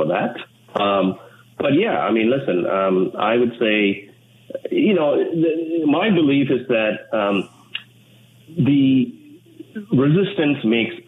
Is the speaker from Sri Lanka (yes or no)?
yes; Sri Lanka; English is a second language; now in Canada; I was from a far away from Sri Lanka. You know, when I came here, English was not my first language